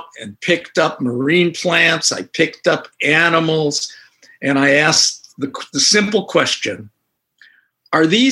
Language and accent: English; Northern California, United States; I grew up in Northern California